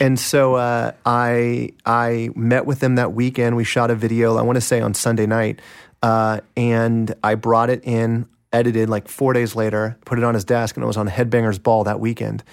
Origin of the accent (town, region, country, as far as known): Kansas City, Kansas, United States; born or raised there